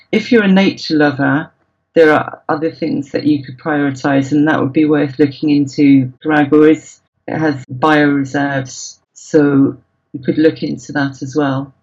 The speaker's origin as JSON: {"language": "English", "country": "United Kingdom", "said": "you're British"}